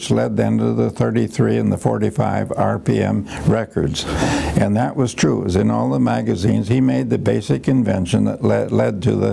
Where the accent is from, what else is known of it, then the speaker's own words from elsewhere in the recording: Mount Vernon, Iowa, United States; moved away as an adult; also born or lived in Cambridge, Massachusetts; I was on a farm, and then my father uh, went into a hardware store business with his cousin in Mount Vernon, Iowa, and we moved there.